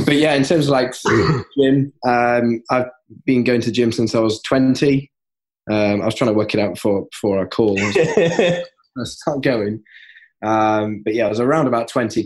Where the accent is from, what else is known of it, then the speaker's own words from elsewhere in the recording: Yorkshire and the Humber, United Kingdom; I'm from Yorkshire